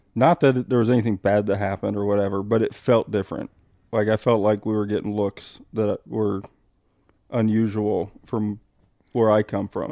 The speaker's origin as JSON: {"language": "English", "region": "Midwest", "country": "United States", "tie": "born or raised there", "also_born_or_lived": "Arizona", "moved": "yes", "said": "growing up as a Midwesterner"}